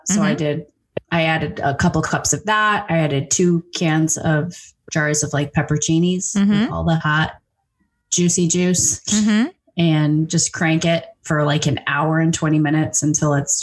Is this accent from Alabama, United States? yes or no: no; Chicago, Illinois, United States; We're from Chicagoland